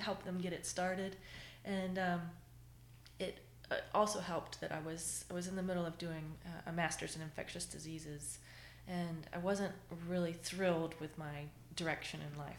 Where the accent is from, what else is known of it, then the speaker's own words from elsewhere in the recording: Jacksonville, Florida, United States; moved away as an adult; now in Virginia, United States; I grew up in Florida.